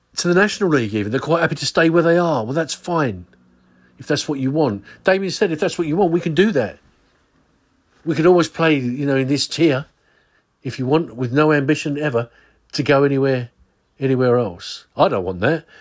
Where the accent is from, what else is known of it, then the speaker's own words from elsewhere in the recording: Swanscombe, South East England, United Kingdom; I was raised in Swanscombe.